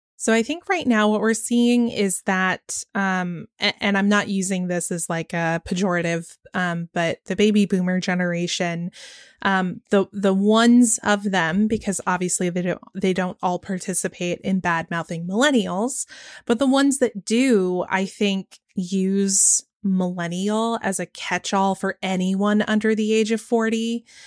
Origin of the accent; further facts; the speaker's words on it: Georgia, United States; right here in my home state of Georgia